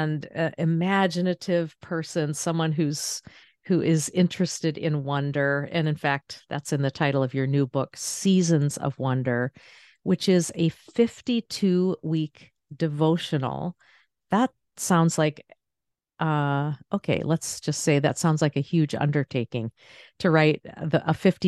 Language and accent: English; Maine, United States; I grew up in Northern Maine, so the outdoor space, and that was very much a part of my upbringing